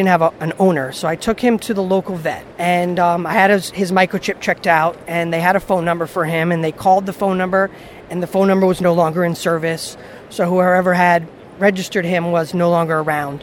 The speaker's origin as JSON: {"language": "English", "region": "New Jersey", "country": "United States", "said": "I'm from New Jersey. I live in New Jersey"}